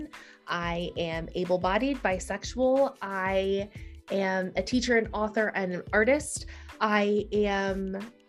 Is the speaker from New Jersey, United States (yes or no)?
no; Ohio, United States; moved away as an adult; also born or lived in Green Bay, Wisconsin; now in Washington, D.C., United States; I grew up in Ohio